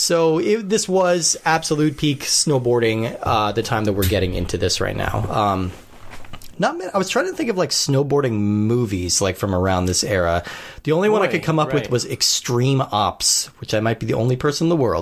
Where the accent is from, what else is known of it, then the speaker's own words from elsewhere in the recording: Colorado, United States; I grew up in Colorado, so I've skied quite a bit.